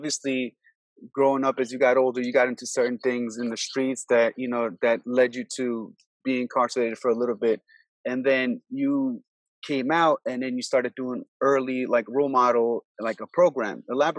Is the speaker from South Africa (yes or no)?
no; Albania; now in Virginia, United States; I'm from Albania, but I came here in Virginia like 20 years ago.